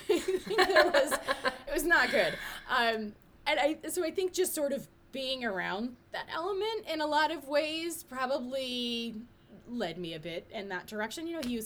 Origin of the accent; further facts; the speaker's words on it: Detroit, Michigan, United States; I grew up in Detroit